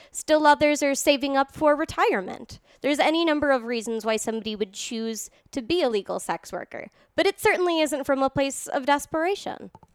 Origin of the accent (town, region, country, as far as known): New York City, New York, United States; born or raised there; also born or lived in Ireland; now in Reno, United States